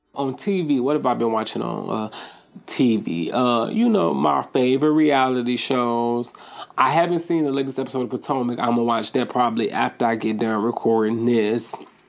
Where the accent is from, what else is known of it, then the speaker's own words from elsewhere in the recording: Nigeria; we are Nigerian, so we don't, well, some of us, you know, don't understand the severity of accusing someone of witchcraft and stuff like that.